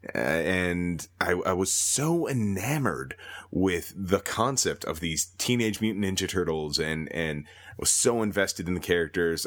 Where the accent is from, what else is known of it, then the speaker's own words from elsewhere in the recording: Minnesota, United States; moved away as an adult; now in Calgary, Canada; born and raised in Minnesota, ended up moving up to Calgary a while ago